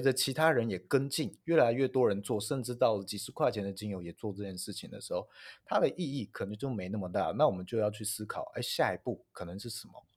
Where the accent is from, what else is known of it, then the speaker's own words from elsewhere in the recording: northern Taiwan, Taiwan; 我北部人